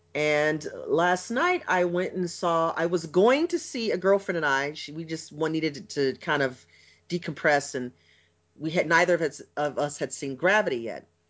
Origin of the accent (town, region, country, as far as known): United States